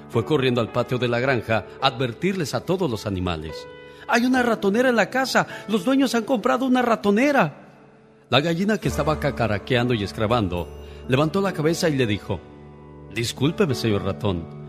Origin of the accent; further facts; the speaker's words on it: Guanajuato, Mexico; moved away; Un día salí de Guanajuato, pero Guanajuato nunca salió de mí